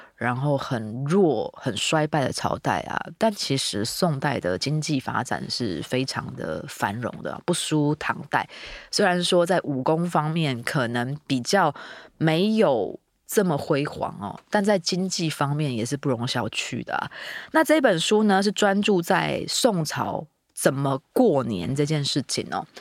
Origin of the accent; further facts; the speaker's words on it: Meinong, Kaohsiung, Taiwan; 我的老家在美农哦，是那种三合院建筑，里面真的就有一个灶神的那种小神龛